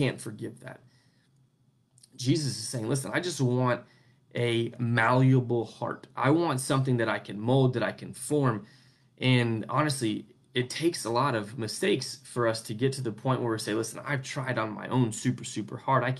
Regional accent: United States; where I grew up in the United States, where we have this freedom of religion

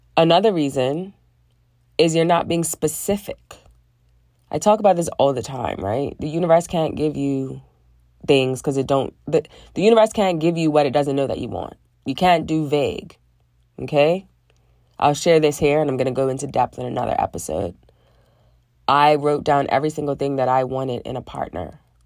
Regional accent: Bermuda; I grew up in Bermuda, very small island in the middle of the Atlantic Ocean, above the Caribbean.

